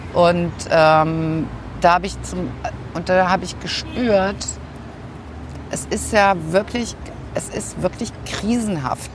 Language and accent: German; Saarland, Germany; moved away as an adult; also born or lived in Berlin; now in Hamburg, Germany; ursprünglich komme ich aus dem Saarland